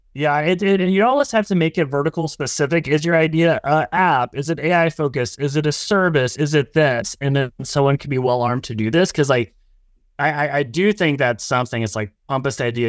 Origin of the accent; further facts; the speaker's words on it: Oklahoma, United States; I'm from Oklahoma